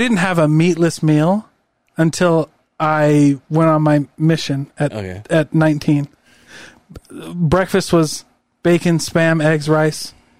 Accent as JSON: {"language": "English", "region": "Midwest", "country": "United States", "said": "I'm from the Midwest."}